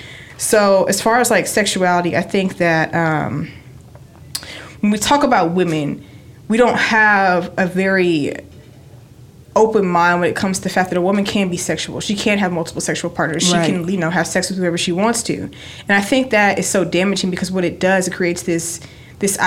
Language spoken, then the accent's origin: English; West Texas, United States; I grew up in West Texas, which is like, it literally is the movie Friday Night Lights